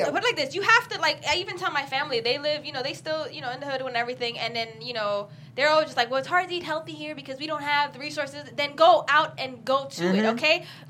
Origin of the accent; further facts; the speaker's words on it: New York, United States; moved away; When I was in New York, I was an aggressive person.